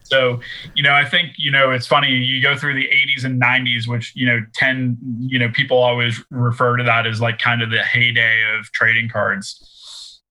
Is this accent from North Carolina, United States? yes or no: no; Boston, Massachusetts, United States; I'm from Boston